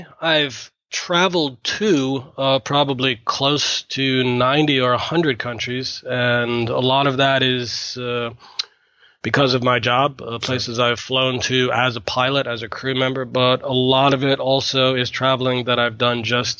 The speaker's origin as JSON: {"language": "English", "region": "Massachusetts", "country": "United States", "tie": "born or raised there", "said": "I live in Boston in the U.S. I'm an airline pilot. I've been an airline pilot for about 25 years. I grew up in Massachusetts in the U.S."}